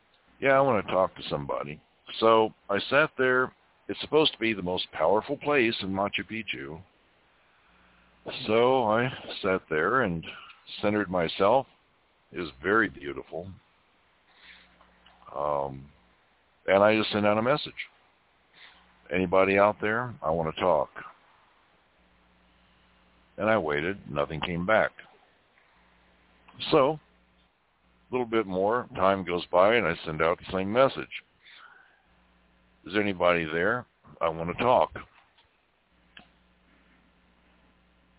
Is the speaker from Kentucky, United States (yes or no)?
yes; Kentucky, United States; when I was growing up in Kentucky